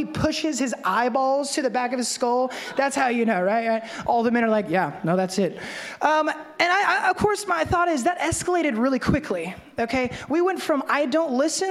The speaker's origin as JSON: {"language": "English", "town": "Memphis", "region": "Tennessee", "country": "United States", "said": "I'm from Memphis, but there's no turning of the cheek where I come from"}